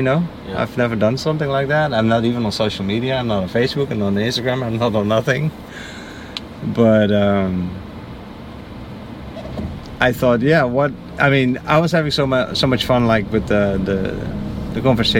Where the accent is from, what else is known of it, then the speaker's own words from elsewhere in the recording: Netherlands; moved away as an adult; also born or lived in Central America / Mexico / Haiti; now in Florida, United States; I grew up in Holland. Born and raised, and then after, when I was 35 or so, I left to go do volunteer work in Central America. I did that for 3 years